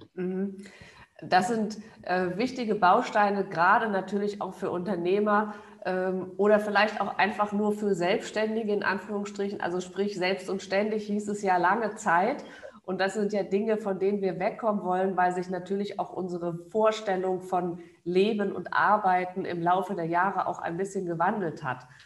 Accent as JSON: {"language": "German", "country": "Germany"}